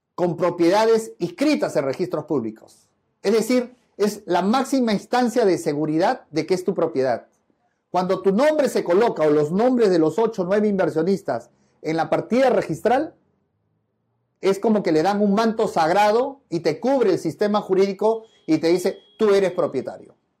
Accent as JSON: {"language": "Spanish", "country": "Peru", "said": "como buen peruano"}